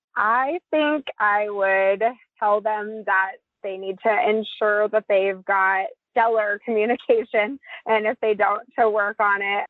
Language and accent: English; Billings, Montana, United States; I grew up in Billings, Montana. We're both Montana natives